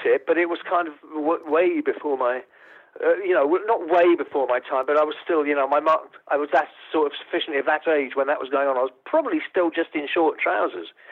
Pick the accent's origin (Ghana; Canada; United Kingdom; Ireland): United Kingdom; Essex, East Anglia, East of England; I'm an East Anglian. You know, I'm from Essex in East Anglia